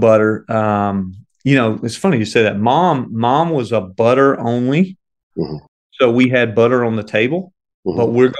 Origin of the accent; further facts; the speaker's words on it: Columbia, South Carolina, United States; Really loved growing up in Columbia. You know, Columbia was one of those towns where it was, mainly, obviously the trifecta is the University of South Carolina